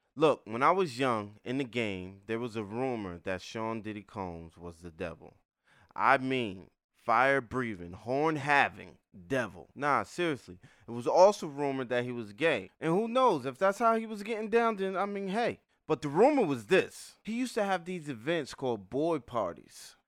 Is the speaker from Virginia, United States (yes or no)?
no; New Haven, Connecticut, United States; I grew up in New Haven, Connecticut